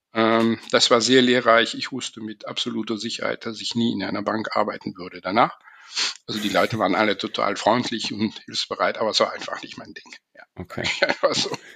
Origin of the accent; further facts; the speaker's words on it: Belgium; first language German and French; Also ich bin in einem kleinen Dorf aufgewachsen in Belgien